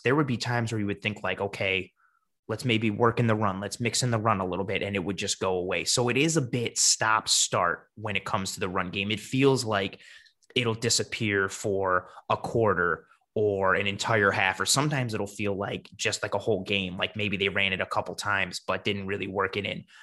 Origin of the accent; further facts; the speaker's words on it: Buffalo, New York, United States; I am born and raised in Buffalo